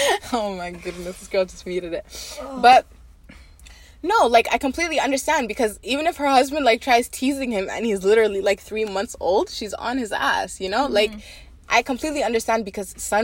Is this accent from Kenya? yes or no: yes; Kenya; I'm Kenyan